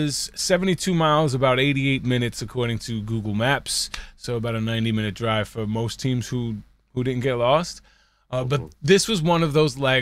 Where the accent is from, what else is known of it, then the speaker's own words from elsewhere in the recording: New York, United States; I'm from New York